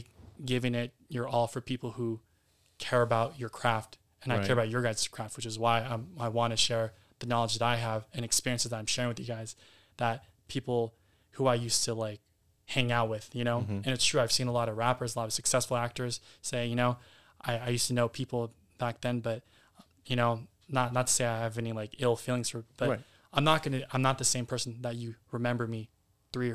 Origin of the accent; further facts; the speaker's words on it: San Jose, California, United States; I'm very proud to be a Bay Area native